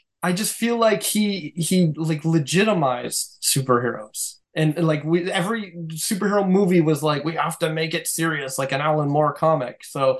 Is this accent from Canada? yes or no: yes; Canada; I think I would have ignored it as a Canadian, though.